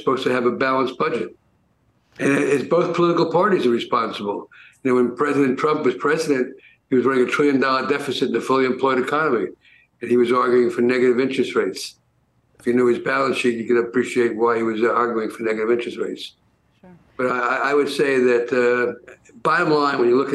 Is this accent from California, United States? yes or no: no; New York City, New York, United States; I grew up in the Bronx